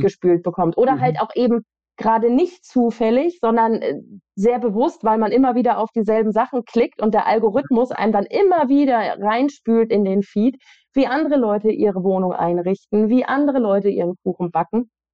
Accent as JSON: {"language": "German", "region": "West Germany", "country": "Germany", "tie": "born or raised there", "said": "in Westdeutschland, wo ich aufgewachsen bin"}